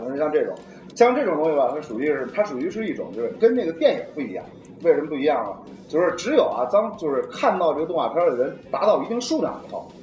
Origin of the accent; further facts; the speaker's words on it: China; 我们如果要是作为一个中国人